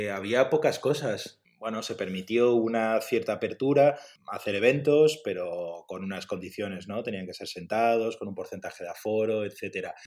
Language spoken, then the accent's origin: Spanish; Madrid, Community of Madrid, Spain; De Madrid.